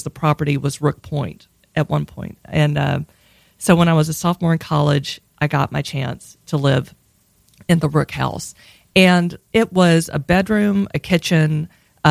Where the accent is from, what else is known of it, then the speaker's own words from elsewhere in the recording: Hattiesburg, Mississippi, United States; moved away as an adult; also born or lived in Pittsburgh, Pennsylvania; I grew up in Hattiesburg, Mississippi